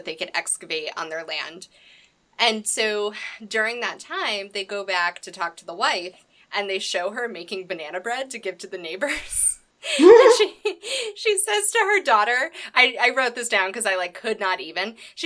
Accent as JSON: {"language": "English", "country": "United States", "said": "I'm an American"}